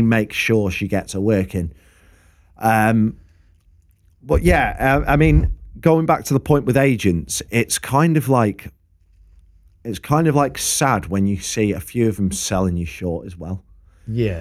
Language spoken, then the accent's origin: English; Preston, North West England, United Kingdom; I'm from Preston.